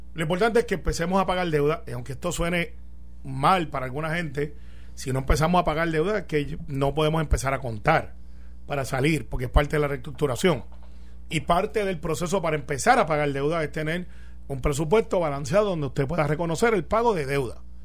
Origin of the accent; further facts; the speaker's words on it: Puerto Rico; soy puertorriqueño